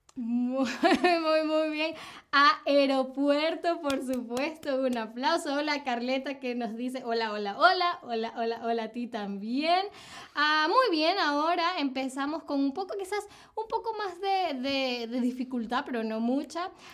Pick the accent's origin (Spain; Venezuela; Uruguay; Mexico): Venezuela; yo soy de Venezuela